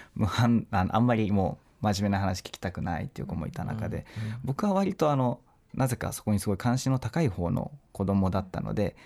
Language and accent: Japanese; Okinawa, Japan; now in Tokyo, Japan; 沖縄で生まれ育つ